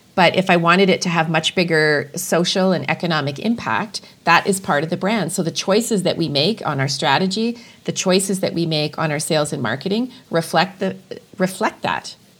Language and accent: English; Edmonton, Alberta, Canada; now in Calgary, Canada; it's my my adopted hometown, uh, but I'm originally from Edmonton